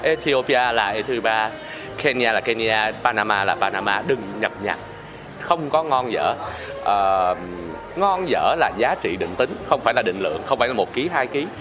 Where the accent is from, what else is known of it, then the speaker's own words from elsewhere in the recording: Bảo Lộc, Lâm Đồng, Vietnam; mình là người à, Bảo Lộc